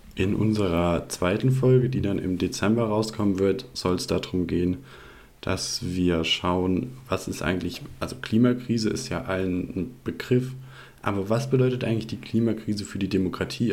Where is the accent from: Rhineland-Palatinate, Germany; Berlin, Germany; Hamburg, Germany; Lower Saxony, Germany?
Rhineland-Palatinate, Germany; moved away as an adult; also born or lived in Baden-Württemberg; ich bin aufgewachsen in Rheinland-Pfalz und bin da auch zur Schule gegangen.